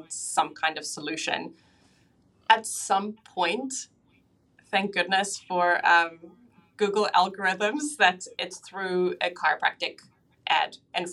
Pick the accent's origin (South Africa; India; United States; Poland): South Africa; now in Auckland, New Zealand; So I live in Auckland in New Zealand now, but I was actually born and raised in South Africa